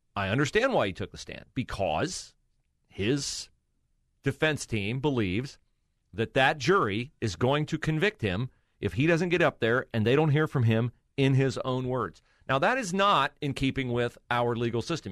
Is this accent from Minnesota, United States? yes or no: no; West Liberty, Ohio, United States; I always describe my hometown, West Liberty, Ohio, as Mayberry